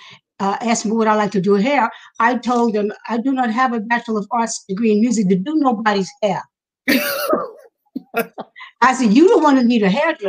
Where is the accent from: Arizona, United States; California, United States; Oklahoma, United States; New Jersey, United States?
New Jersey, United States; Newark; also born or lived in Harlem, New York; Well, I was born in Harlem Hospital, but when my mother, who's a professional singer, married my stepdad, we moved to Newark, New Jersey. Finished my education there